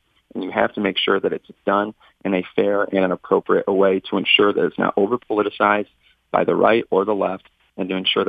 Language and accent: English; Northern Michigan, United States; I grew up in Northern Michigan. I grew up lower income end of the spectrum.